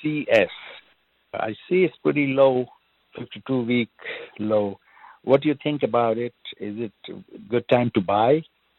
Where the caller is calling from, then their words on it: Chicago, Illinois, United States; I'm calling you from Chicago.